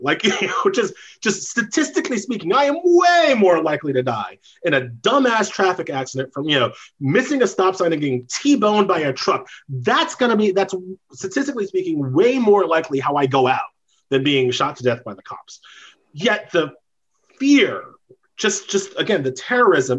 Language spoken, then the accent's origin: English; New York, United States; moved away; also born or lived in Indiana; I'm from New York